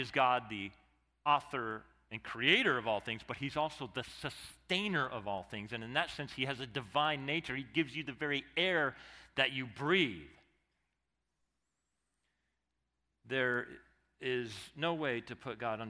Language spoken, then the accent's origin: English; Arizona, United States; one of the things I love about growing up in Arizona